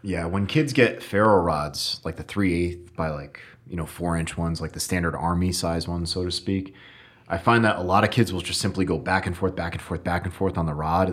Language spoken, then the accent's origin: English; Connecticut, United States; I'm from Connecticut, so northern forest